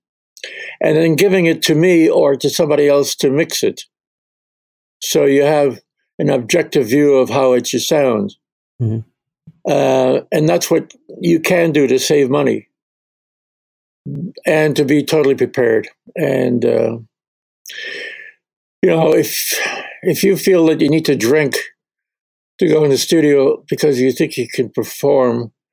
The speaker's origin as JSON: {"language": "English", "country": "Canada", "said": "my kids are half Scottish, but I'm Canadian"}